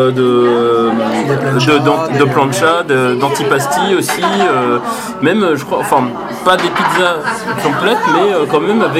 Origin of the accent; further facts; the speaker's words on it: Italy; accent: Italian; de mon accent italien, mais apparemment c'est pas bien meilleur de leur côté.